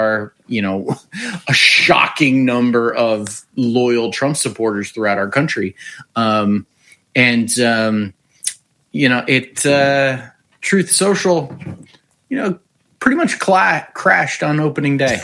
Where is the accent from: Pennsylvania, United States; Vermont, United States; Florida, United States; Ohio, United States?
Ohio, United States; Willowick; also born or lived in Cleveland; I grew up in Willowick. I'm a Northeast Ohio guy